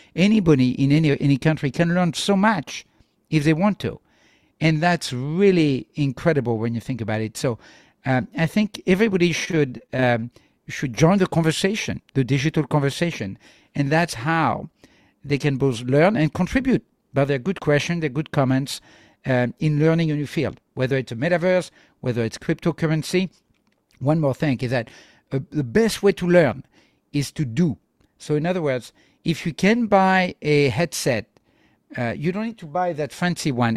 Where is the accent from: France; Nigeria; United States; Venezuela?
France; I'm from France